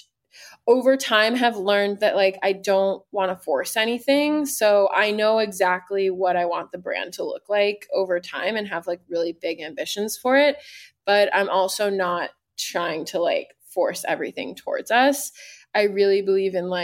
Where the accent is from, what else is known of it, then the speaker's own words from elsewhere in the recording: Arizona, United States; moved away; I'm from Arizona originally